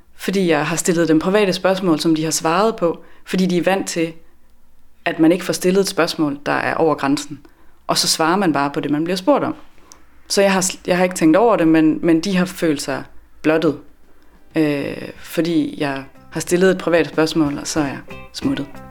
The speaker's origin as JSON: {"language": "Danish", "area": "west of Aarhus", "region": "Central Denmark Region", "country": "Denmark", "tie": "born or raised there", "also_born_or_lived": "Copenhagen / Sweden / Norway / Ollerup", "moved": "as an adult", "lives_now": "Svendborg, Denmark", "said": "Jeg er øh, fra Aarhus, eller vest for Aarhus, hvor jeg er vokset op øh, 12 km uden for Aarhus i en lille øh, landsby ude på landet."}